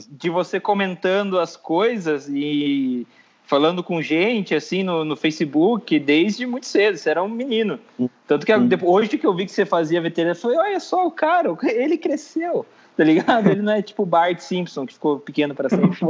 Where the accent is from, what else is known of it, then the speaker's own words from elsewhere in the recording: Sorocaba, São Paulo, Brazil; eu sou de Sorocaba